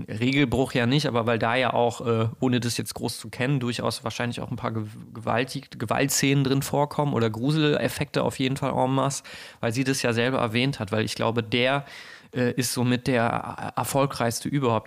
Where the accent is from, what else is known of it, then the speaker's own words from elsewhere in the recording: near Bergisch Gladbach, North Rhine-Westphalia, Germany; in Bergisch Gladbach ganz auch in der Nähe meiner, meiner Heimat